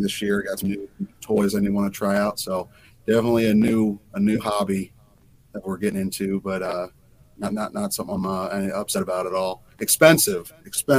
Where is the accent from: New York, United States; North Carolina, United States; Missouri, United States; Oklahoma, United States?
Missouri, United States; Ferguson; also born or lived in Warrensburg, Missouri; I am from Ferguson, Missouri. Born and raised